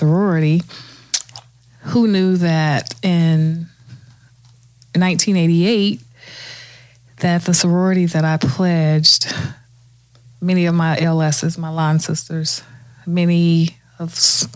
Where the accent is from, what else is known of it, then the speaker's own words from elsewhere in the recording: Orlando, Florida, United States; moved away as an adult; also born or lived in Newark, New Jersey; now in Miami, United States; I grew up, I was born in Newark, New Jersey. I left New Jersey when I was a little toddler. My mother, my sister, and I, we moved to Orlando.